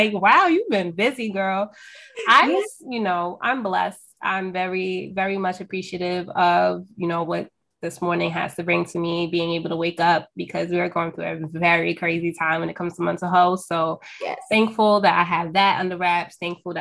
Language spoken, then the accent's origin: English; New York, United States; I'm from New York, if y'all can't tell from my accent right now